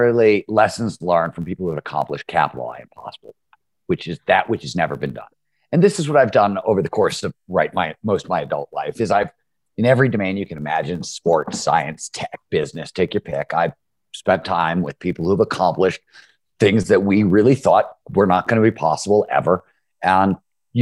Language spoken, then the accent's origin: English; Cleveland, Ohio, United States; I grew up in Cleveland, Ohio in the 70s.